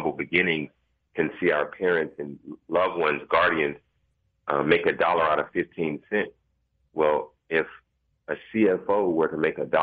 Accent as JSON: {"language": "English", "town": "Dallas", "region": "Texas", "country": "United States", "tie": "born or raised there", "said": "I'm a Dallas native. I grew up, I was born in South Dallas."}